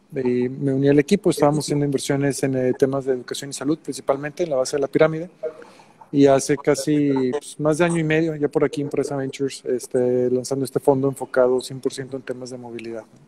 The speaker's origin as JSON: {"language": "Spanish", "town": "Monterrey", "region": "Nuevo León", "country": "Mexico", "also_born_or_lived": "Mexico City / New York", "said": "yo soy de Monterrey originalmente"}